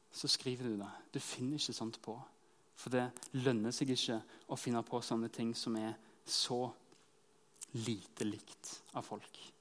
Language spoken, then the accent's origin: Norwegian; Norway; identiteten som nordmenn